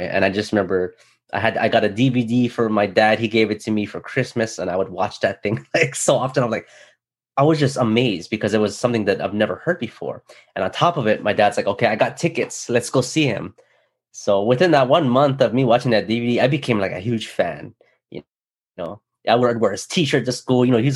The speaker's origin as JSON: {"language": "English", "region": "Hawaii", "country": "United States", "tie": "born or raised there", "said": "growing up in Hawaii"}